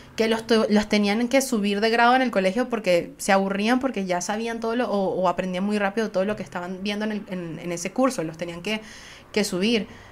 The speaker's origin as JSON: {"language": "Spanish", "country": "Venezuela", "said": "soy venezolana"}